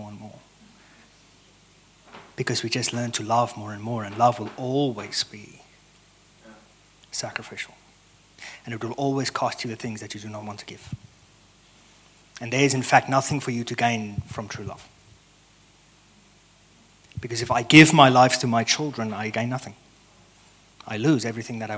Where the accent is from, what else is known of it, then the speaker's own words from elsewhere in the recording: South Africa; moved away as an adult; also born or lived in Stellenbosch, South Africa; now in United States; I am South African